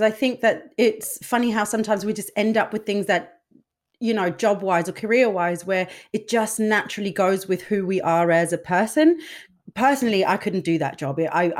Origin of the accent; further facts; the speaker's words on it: Denmark; we're both from Denmark as well, which is a relatively small country with, limited possibilities to a large extent